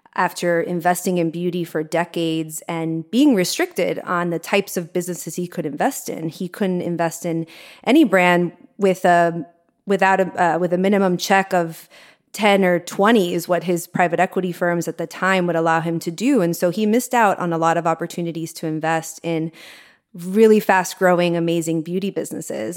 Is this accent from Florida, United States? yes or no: yes; Miami, Florida, United States; moved away; also born or lived in New York; I grew up in Miami and I lived in New York for twelve years